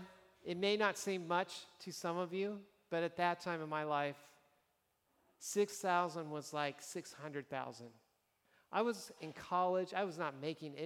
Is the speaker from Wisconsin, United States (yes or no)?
no; Nebraska, United States; moved away; I was from Nebraska